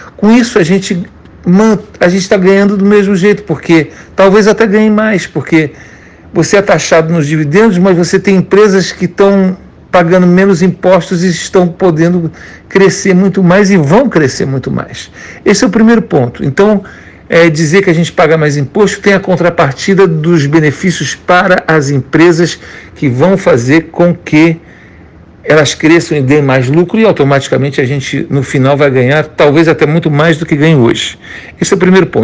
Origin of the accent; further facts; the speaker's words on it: Brazil; moved away; como brasileiro, eu sou do país que tem a melhor bolsa de valores do planeta